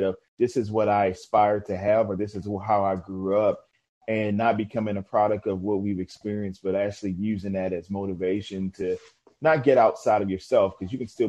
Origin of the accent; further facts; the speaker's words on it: New Orleans, Louisiana, United States; I'm originally from New Orleans, so I was in Katrina and Rita